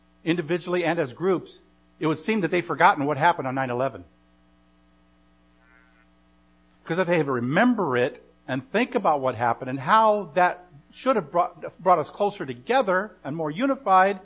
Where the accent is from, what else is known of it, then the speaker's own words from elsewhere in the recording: United States; our very existence as American citizens